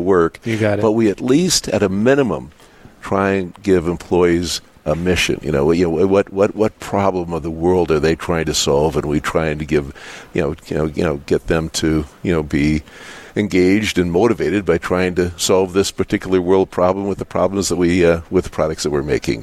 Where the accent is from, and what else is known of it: Dickinson, North Dakota, United States; born or raised there